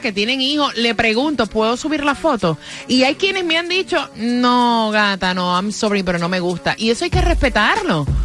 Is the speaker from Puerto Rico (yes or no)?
yes; Puerto Rico; en mi país, Puerto Rico